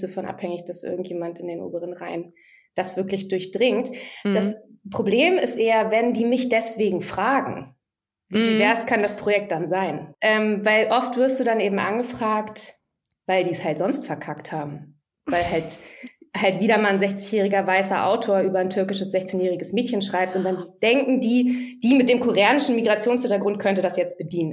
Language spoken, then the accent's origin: German; Hamburg, Germany; moved away as an adult; also born or lived in Ludwigsburg; Ich komme ja eigentlich aus Hamburg oder bin da aufgewachsen.